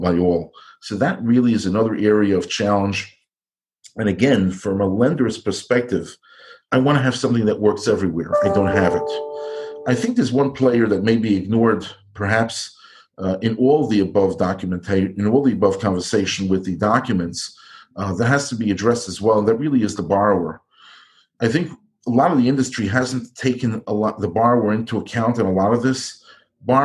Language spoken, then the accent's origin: English; New York, United States; also born or lived in Iowa; I grew up and live in New York, which is a big city